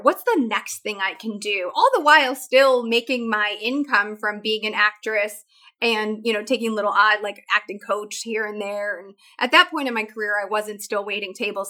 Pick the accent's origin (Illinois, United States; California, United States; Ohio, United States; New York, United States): Illinois, United States; Chicago; I grew up in Chicago